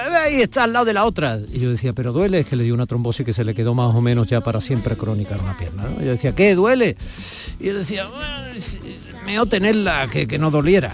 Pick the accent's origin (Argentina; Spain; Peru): Spain; Andalusia; los que somos andaluces